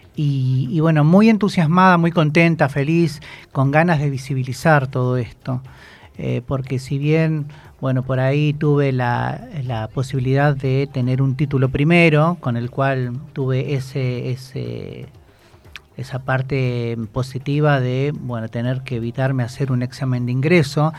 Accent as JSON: {"language": "Spanish", "town": "Moreno", "region": "Buenos Aires Province", "country": "Argentina", "said": "yo soy de Moreno"}